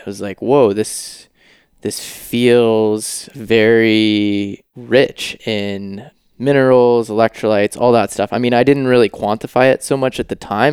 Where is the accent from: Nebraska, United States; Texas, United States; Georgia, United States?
Georgia, United States; also born or lived in Los Angeles / San Francisco; now in Maui, United States; I was born in Georgia